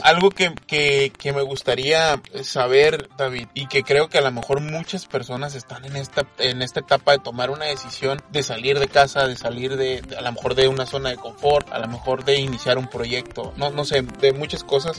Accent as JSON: {"language": "Spanish", "country": "Mexico", "said": "soy mexicano"}